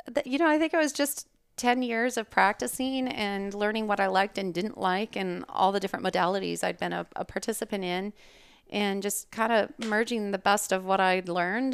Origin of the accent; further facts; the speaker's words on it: Calgary, Alberta, Canada; moved away as an adult; now in Scottsdale, United States; originally born and raised in Calgary, Alberta. That's Canada. And, uh, I moved to the U S for undergrad and optometry school. I'm an optometrist here in Scottsdale